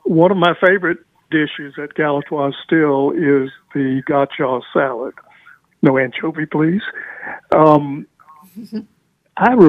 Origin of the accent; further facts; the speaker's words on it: Gulfport, Mississippi, United States; Growing up in Gulfport